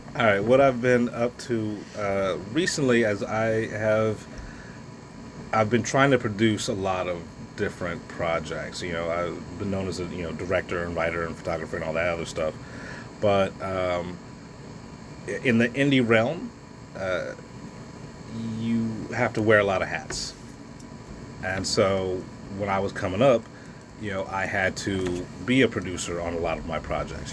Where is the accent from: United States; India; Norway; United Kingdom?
United States; I'm an American. I'm you know red, white, and blue until